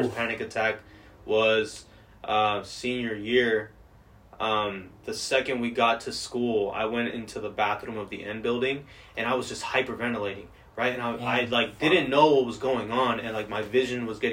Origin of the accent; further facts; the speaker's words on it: Georgia, United States; I grew up in Georgia